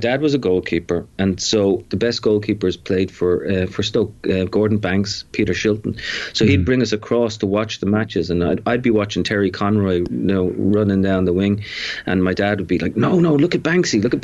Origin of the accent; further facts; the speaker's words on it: Dublin, Leinster, Ireland; now in New York, United States; I grew up in Dublin.